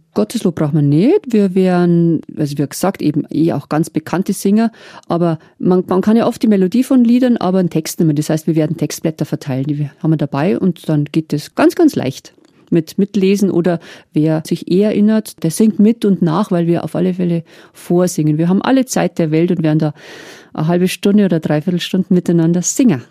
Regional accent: Meierndachten, Bavaria, Germany; ich habe Marienlieder viel gesungen in meiner Kindheit in Meierndachten

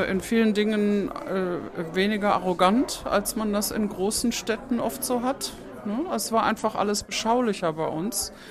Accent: Bonn, North Rhine-Westphalia, Germany; Ich bin in Bonn aufgewachsen, in Dottendorf zuerst und dann nach einem Umzug im Alter von neun Jahren in Ückesdorf

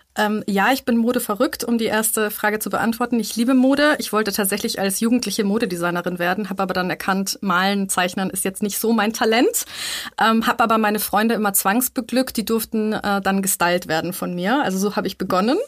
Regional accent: Munich, Bavaria, Germany; moved away as an adult; now in Vienna, Austria; ich bin in München aufgewachsen

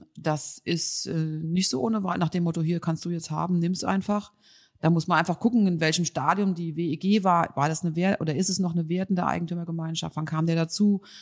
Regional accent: Mainz, Rhineland-Palatinate, Germany; Ich komme ja aus Mainz

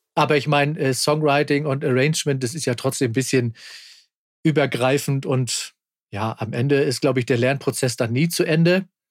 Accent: Kiel, Schleswig-Holstein, Germany; born or raised there

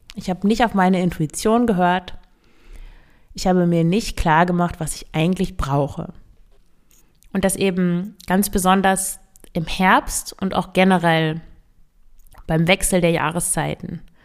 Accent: Northern Germany, Germany; Ich komme ja aus Norddeutschland

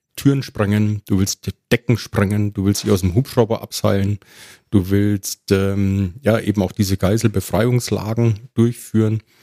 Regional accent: Ebern, Bavaria, Germany; accent: Franconian rolled R; moved away; in meiner Heimatgemeinde in Franken. Äh, man hört es ja auch an meinem rollenden R. In Ebern

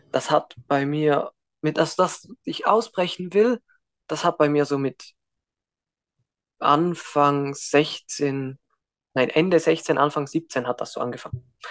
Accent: Switzerland; Und ich bin auch in der Schweiz geboren, in der Schweiz aufgewachsen

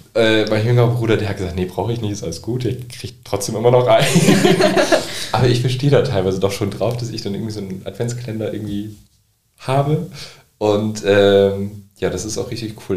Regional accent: Nordenham, Lower Saxony, Germany; Also ich komme aus Nordhamm

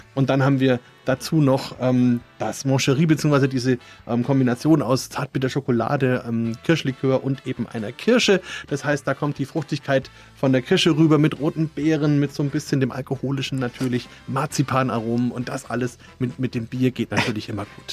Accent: Franconia, Bavaria, Germany; Bei uns in Franken

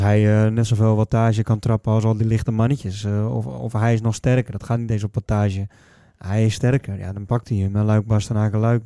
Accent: Netherlands; wij Nederlanders

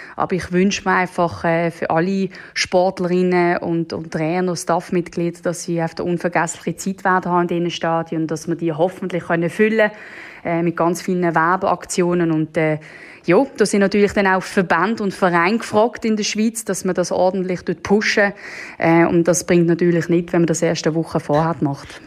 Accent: Netherlands; now in Switzerland; ich selber bin ja Holländerin

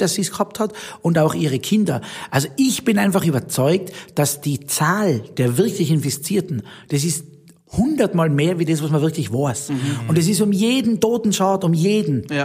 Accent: Zillertal, Tyrol, Austria; accent: Tyrolean dialect; moved away as an adult; now in Zug, Switzerland; meine Heimat Tirol und Stillerdal

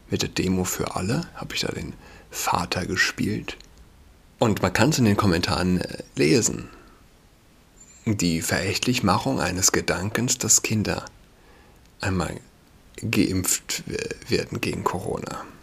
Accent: Saarland, Germany; now in Berlin, Germany; Ich bin Saarländer und ich kenne es nicht. Ja. Also, als ich ein Kind war, 31, als ich ein Kind war, gab es kein Halloween.

